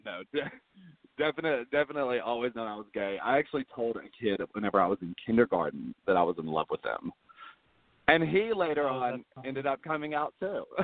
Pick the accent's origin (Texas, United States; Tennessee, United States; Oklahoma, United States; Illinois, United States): Tennessee, United States; Fayetteville; also born or lived in Maryville, Tennessee; I'm originally from Maryville, which is near Knoxville. And then around the age of 5 years old, I moved to Fayetteville